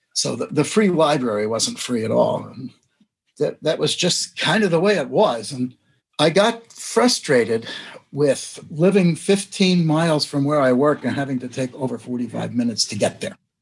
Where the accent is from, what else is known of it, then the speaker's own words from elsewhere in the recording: New Jersey, United States; moved away as an adult; now in South Dakota, United States; where I grew up in New Jersey